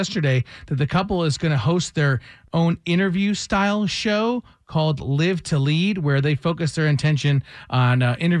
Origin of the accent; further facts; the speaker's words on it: Michigan, United States; now in Atlanta, United States; growing up in Michigan